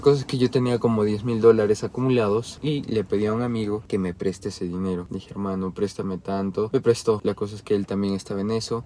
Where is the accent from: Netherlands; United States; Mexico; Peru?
Peru